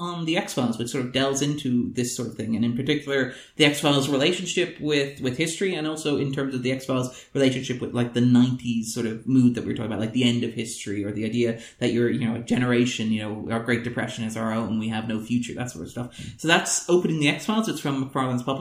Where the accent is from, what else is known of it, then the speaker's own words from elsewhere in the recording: Ireland; as an Irish person